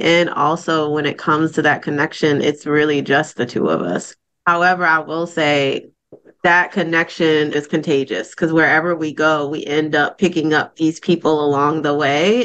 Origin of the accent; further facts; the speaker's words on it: Baltimore, Maryland, United States; now in Raleigh, United States; I actually live and work in Raleigh, North Carolina, but I was born and raised in Baltimore, Maryland